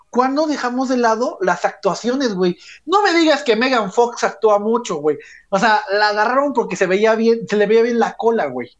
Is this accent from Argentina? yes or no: no; Mexico; como todo buen niño de México